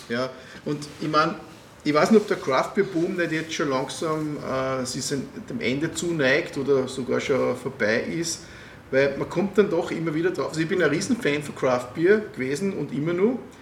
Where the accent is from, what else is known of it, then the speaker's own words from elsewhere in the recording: Waldviertel, Lower Austria, Austria; ich komme aus dem Waldviertel